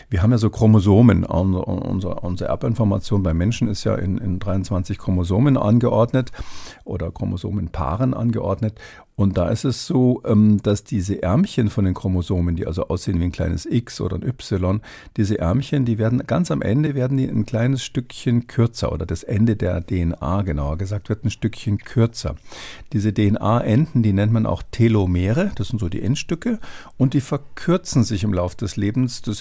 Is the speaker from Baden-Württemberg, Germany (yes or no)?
no; Bavaria, Germany; ich komme ursprünglich aus Bayern, bin, bin jetzt nicht so gläubig